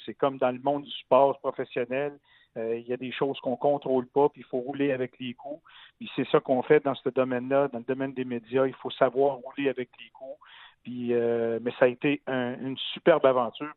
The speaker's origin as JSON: {"language": "French", "town": "Gatineau", "region": "Quebec", "country": "Canada", "tie": "born or raised there", "also_born_or_lived": "Montreal", "moved": "as an adult", "said": "un petit gars de Gatineau qui, euh, qui avait roulé sa bosse dans le monde de la radio"}